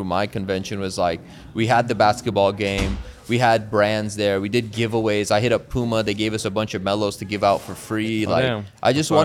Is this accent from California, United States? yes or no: yes; Bay Area, California, United States; Bay Area, which is my hometown